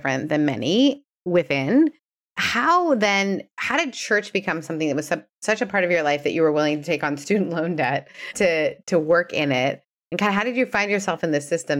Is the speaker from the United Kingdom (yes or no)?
no; Canada; as a Canadian